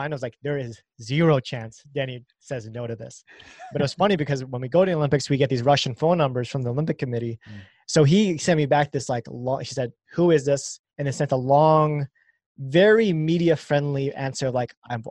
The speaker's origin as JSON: {"language": "English", "country": "Canada", "said": "We're Canadian and we're Canadian speed skaters"}